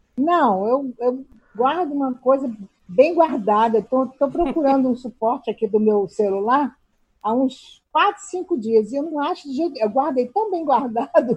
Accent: Rio de Janeiro, Brazil; moved away as an adult; also born or lived in Tianguá, Ceará; now in Nova Friburgo, Brazil; E vim para o Rio com um ano e dois meses, então eu vim pequenininha.

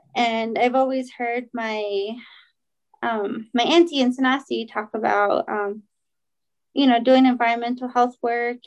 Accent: Shiprock, New Mexico, United States; also born or lived in Kirtland, New Mexico / Sanostee, New Mexico; I am from Shiprock. I grew up there, but was um, I went to school from fourth grade to my senior year in Kirtland

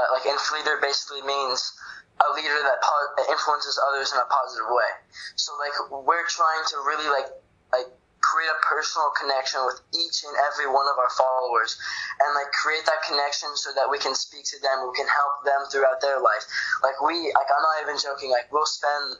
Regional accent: Florida, United States; I'm from Florida

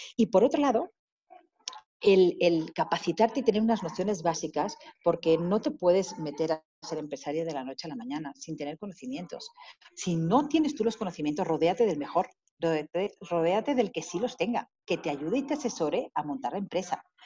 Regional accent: Spain; moved away as an adult; now in Mexico; yo me fui de España precisamente porque, por mi inquietud de aprender más

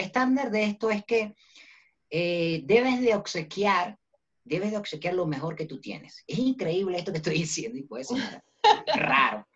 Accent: Venezuela; now in Bogotá, Colombia; nací en Venezuela y, eh, soy también colombiano por mis padres y ahorita, en este momento, me encuentro en Bogotá, Colombia

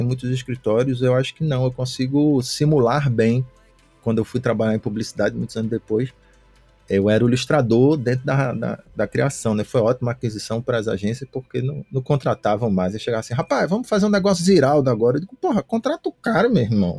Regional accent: Recife, Pernambuco, Brazil; also born or lived in São Paulo; now in Fortaleza, Brazil; Eu sou de Recife, hoje eu estou morando em Fortaleza

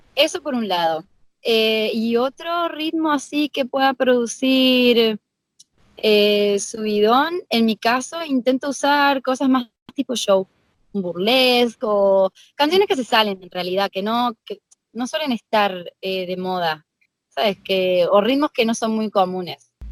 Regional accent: Argentina; now in Spain; mis alumnos que saben que soy de Argentina

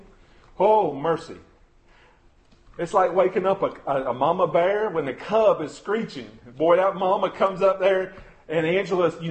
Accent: United States; especially as American Christians

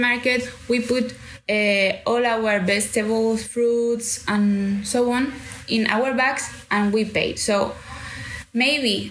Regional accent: Canary Islands, Spain; English is a second language; moved away as an adult; now in London, United Kingdom; I'm from Canary Islands

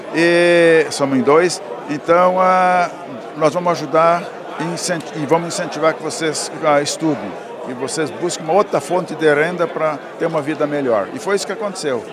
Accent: Candelária, Rio Grande do Sul, Brazil; moved away as an adult; also born or lived in Cerro Branco, Cachoeira do Sul; now in Paraná, Brazil; sou natural de Candelária, morava no, no distrito de, um distrito de Cachoeiro do Sul chamado Cerro Branco

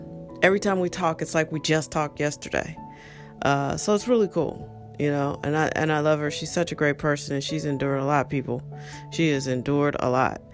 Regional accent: St. Louis, Missouri, United States; moved away as an adult; also born or lived in Washington, D.C.; I grew up in St. Louis, and I went away to college, went to Howard University

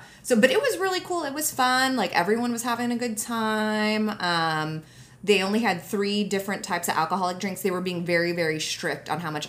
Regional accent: Japan; But actually, I honestly, like, we grew up in Japan. There's national health care there, and it's fucking working fine.

